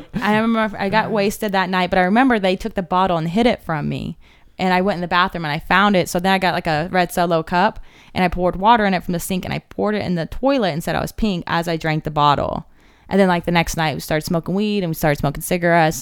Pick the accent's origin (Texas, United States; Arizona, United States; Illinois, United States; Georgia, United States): Arizona, United States; Cave Creek; I grew up in Cave Creek